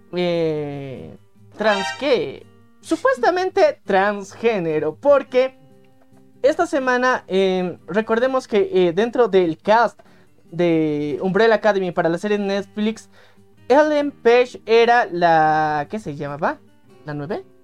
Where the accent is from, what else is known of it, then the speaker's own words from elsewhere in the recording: Bolivia; en nuestro país, que somos de Bolivia